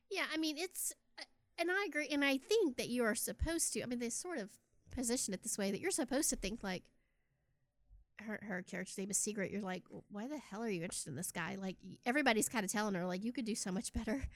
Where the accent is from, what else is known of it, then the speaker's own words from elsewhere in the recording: Texas, United States; also born or lived in Austin; I'm from Texas